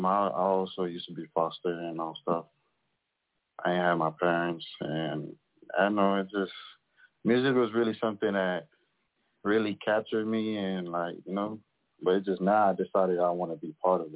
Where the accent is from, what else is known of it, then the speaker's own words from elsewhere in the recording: Miami, Florida, United States; I'm from Miami.